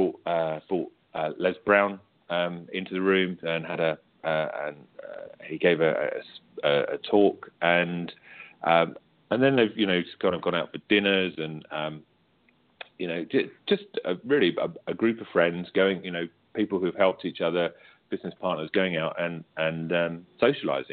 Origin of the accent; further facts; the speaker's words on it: United Kingdom; accent: British; you can tell from me, from my accent, obviously, that I'm British